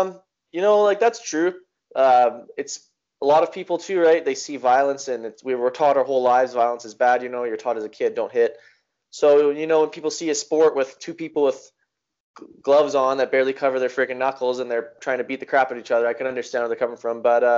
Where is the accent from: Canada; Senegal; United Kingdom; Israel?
Canada; Innisfail, Alberta; I grew up in Innisfail, and he took me to this place called the Chinese Boxing Connection.